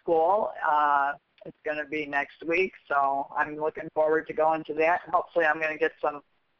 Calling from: Wheaton, Illinois, United States; I'm in Wheaton, outside of Chicago.

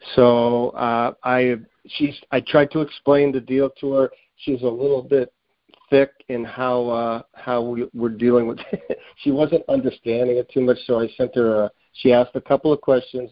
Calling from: Springfield, Massachusetts, United States; I'm calling from the Springfield, Massachusetts area

